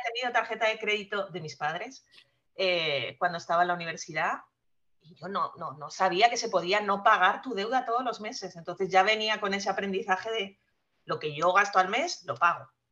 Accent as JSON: {"language": "Spanish", "country": "Spain", "tie": "born or raised there", "also_born_or_lived": "France", "accent": "Spanish", "moved": "as an adult", "lives_now": "United States", "said": "yo soy nacida en España, que se nota por mi acento enseguida, y eh, estudié allá y me vine para Estados Unidos pasados ya mis 30"}